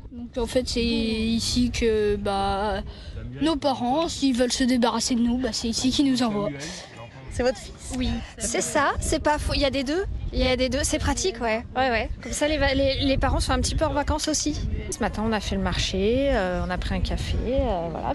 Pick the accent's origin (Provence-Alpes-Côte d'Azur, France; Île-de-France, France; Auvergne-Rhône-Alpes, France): Auvergne-Rhône-Alpes, France; Lyon; Nous sommes lyonnais